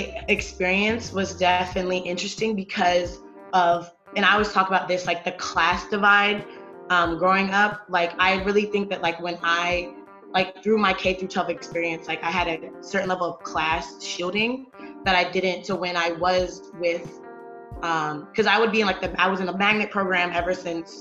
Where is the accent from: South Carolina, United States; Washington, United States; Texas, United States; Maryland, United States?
Maryland, United States; Salisbury; I am from Salisbury, Maryland, which is the eastern shore of Maryland